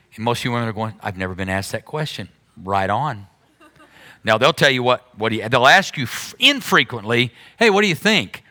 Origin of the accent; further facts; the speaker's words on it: Berry Hill, United States; I grew up in Berry Hill